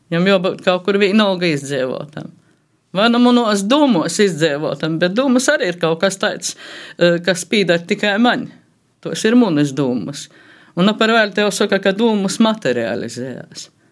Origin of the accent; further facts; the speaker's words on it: Latgale, Latvia; first language Latgalian; latgalā mēs esam tomēr dikti sajaukti cilvēki